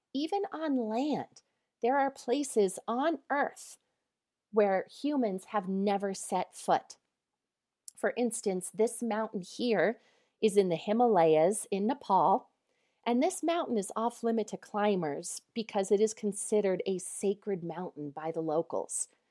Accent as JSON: {"language": "English", "region": "Colorado", "country": "United States", "said": "I am from Colorado"}